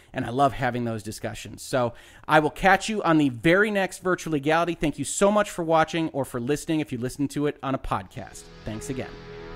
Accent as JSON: {"language": "English", "country": "United States", "said": "as an American"}